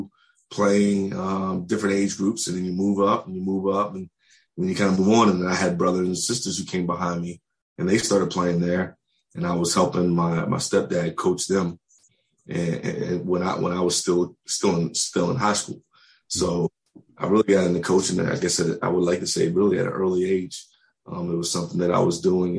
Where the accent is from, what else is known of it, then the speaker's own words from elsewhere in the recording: Silver Spring, Maryland, United States; moved away; I grew up in the Silver Spring area. I'm a Montgomery Blair